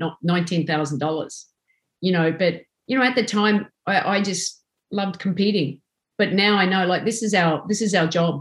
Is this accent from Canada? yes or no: no; Australia; moved away as an adult; now in United States; I'm Australian, coming into America.